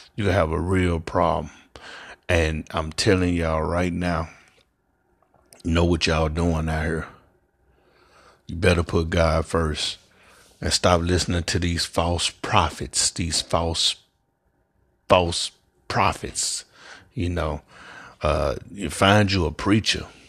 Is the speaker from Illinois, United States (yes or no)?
no; Memphis, Tennessee, United States; I'm from Memphis, Tennessee, born and raised.